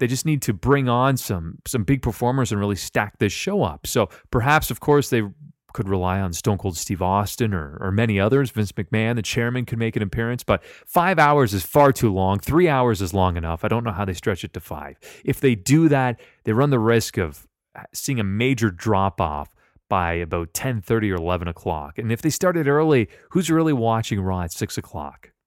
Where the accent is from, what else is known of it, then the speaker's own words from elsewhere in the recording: Canada; I'm Canadian too.